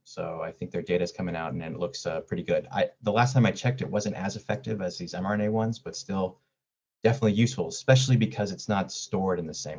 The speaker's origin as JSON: {"language": "English", "town": "San Diego", "region": "California", "country": "United States", "tie": "born or raised there", "moved": "as an adult", "said": "You know, I'm from San Diego and I lived there all my life before I turned 18, and so I try to keep my ear down at what's happening down there."}